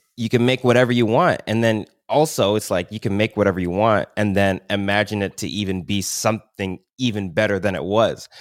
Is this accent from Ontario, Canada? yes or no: yes; Milton, Ontario, Canada; I grew up in Milton